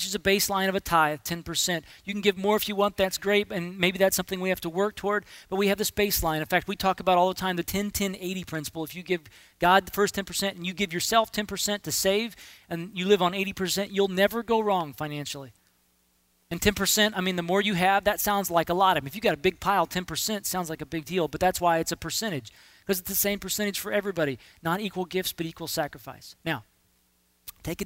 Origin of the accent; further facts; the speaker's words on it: United States; I'm an American. I live in this culture too